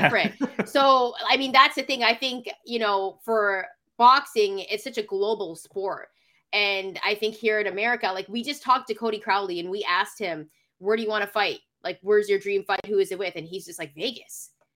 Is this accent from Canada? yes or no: yes; Canada; I'm from Canada